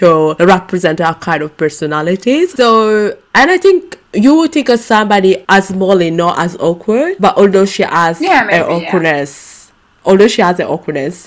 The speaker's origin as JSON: {"language": "English", "country": "Italy", "tie": "born or raised there", "moved": "yes", "lives_now": "London, United Kingdom", "said": "when I was little growing up in Italy"}